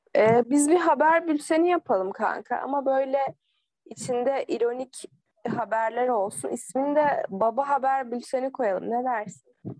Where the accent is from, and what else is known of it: Akhisar, Manisa, Turkey; born or raised there